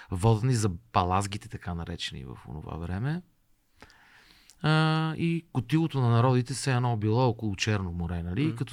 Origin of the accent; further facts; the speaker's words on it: Bulgaria; аз съм българин и по-скоро м- горд българин, такъв.